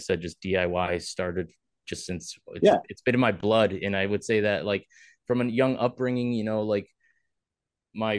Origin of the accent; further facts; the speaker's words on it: Milford, Connecticut, United States; I grew up in Milford, Connecticut